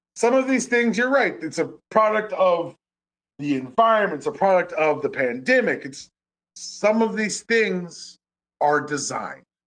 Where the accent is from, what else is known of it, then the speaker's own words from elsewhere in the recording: Atlanta, Georgia, United States; I grew up in Buckhead before it became Buckhead, but it's Buckhead now